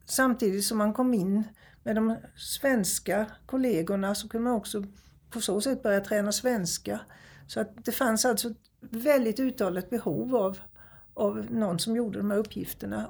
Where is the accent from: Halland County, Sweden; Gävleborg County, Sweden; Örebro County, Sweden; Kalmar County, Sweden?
Kalmar County, Sweden; Nybro; där jag växte upp i Nybro